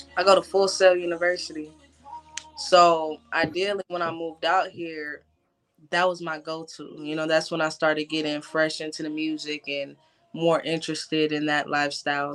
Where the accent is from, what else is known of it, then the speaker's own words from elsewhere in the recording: California, United States; moved away as an adult; now in Orlando, United States; originally from Orlando, but I was raised in California. So I moved back to Orlando a few years ago